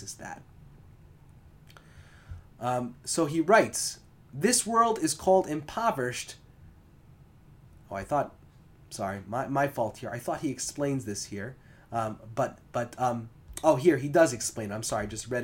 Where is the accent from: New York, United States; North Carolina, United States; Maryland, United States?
New York, United States; Long Island; now in Orange County, New York, United States; we used to call it LICO growing up in Long Island